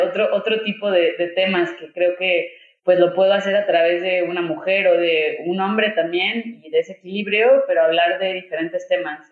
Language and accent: Spanish; Mexico; como mexicano reconoces, o mexicana más bien reconoces ese tipo de machismo